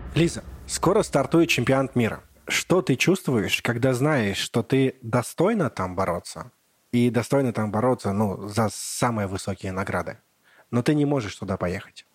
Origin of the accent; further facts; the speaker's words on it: Bugulma, Tatarstan, Russia; я родом с Бугульмы, с маленького городка